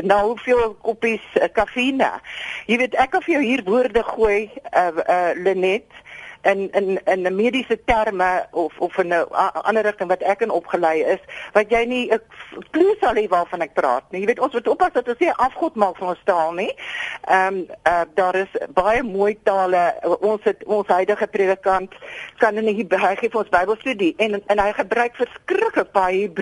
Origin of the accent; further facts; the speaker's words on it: South Africa; Maar ons as Afrikaners moet 'n bietjie nou 'n uh, eh, eh, bietjie regkom.